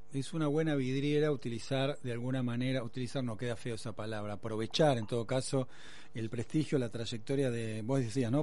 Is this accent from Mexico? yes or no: no; Argentina; somos autorreferenciales los argentinos